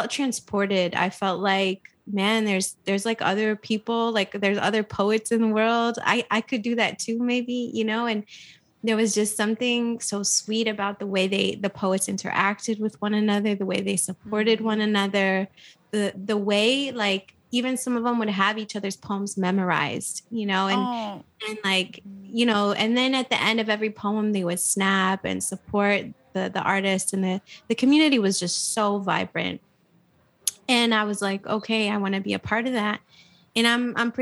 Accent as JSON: {"language": "English", "town": "Flint", "region": "Michigan", "country": "United States", "tie": "born or raised there", "also_born_or_lived": "Saudi Arabia / New Mexico / Ann Arbor"}